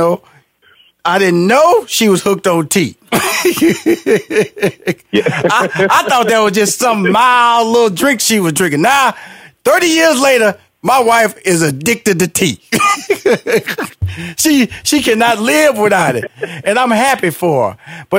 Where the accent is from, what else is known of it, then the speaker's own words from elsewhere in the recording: Houston, Texas, United States; you know, I'm from Houston, Texas, big barbecue country.